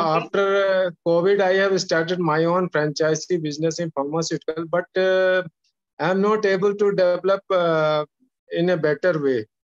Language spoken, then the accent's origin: English; Jabalpur, Madhya Pradesh, India; Yeah, I am from Jabalpur.